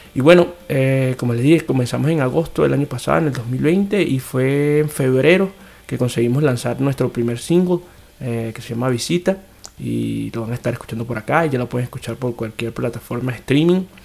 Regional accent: Venezuela; now in São Paulo, Brazil; somos cuatro venezolanos que estamos, digamos, regados por cuatro países distintos en América Latina

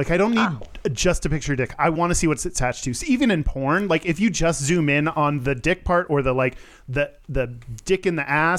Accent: Houston, Texas, United States; I grew up in Houston when the Rockets were good

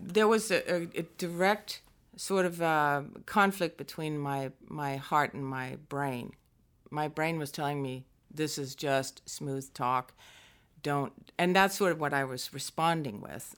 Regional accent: northwest coast of Denmark, North Denmark Region, Denmark; moved away; also born or lived in Aarhus, Denmark; we moved to the northwest coast, which is closer to my mom's family. And so I grew up there in a very small town

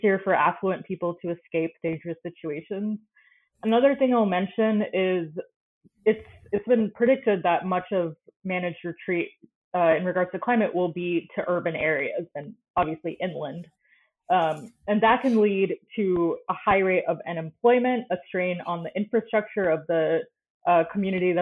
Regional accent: Florida, United States; I grew up in Florida

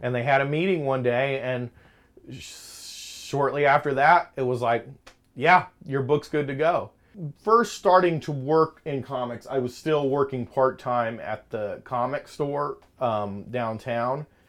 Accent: Lakeland, Florida, United States; growing up in Lakeland

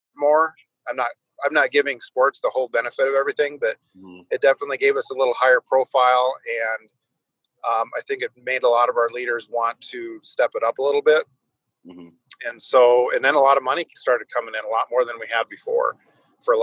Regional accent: Letcher, South Dakota, United States; moved away as an adult; where we grew up in Letcher

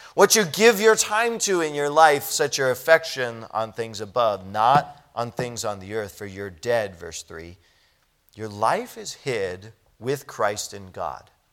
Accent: United States; as an American

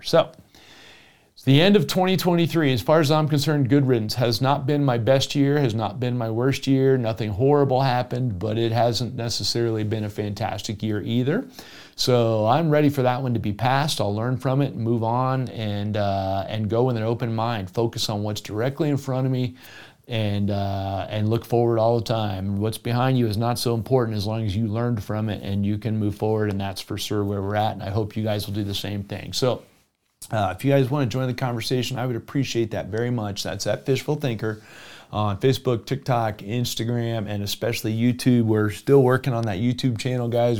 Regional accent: South Florida, United States; moved away; I grew up in South Florida.

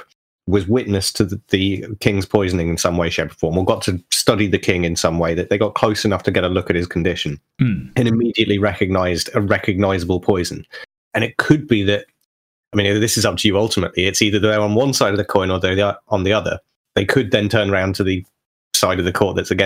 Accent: Yorkshire and the Humber, United Kingdom; As a kid growing up in Yorkshire

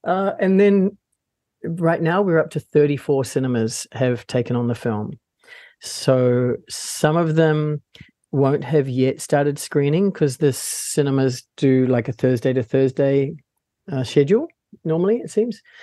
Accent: Palmerston North, Manawatū-Whanganui, New Zealand; I was born and raised in Palmerston North

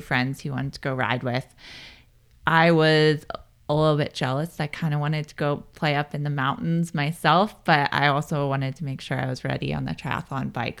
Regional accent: Pennsylvania, United States; moved away as an adult; also born or lived in Colorado Springs; now in Boulder, United States; I grew up in Pennsylvania, and I moved here in two thousand ten

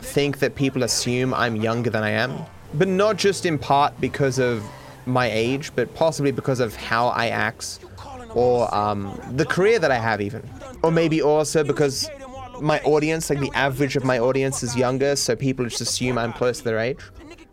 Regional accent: Australia; accent: cultivated Australian; No, I'm Australian. My parents are Australian, their parents are Australian, but I don't have the stereotypical Australian accent.

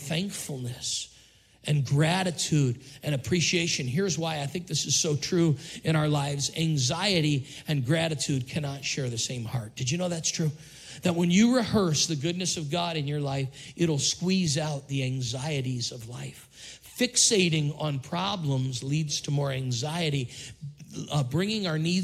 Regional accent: Syracuse, New York, United States; now in Richmond, United States; We grew up in Syracuse where it's 100 inches of snow every winter

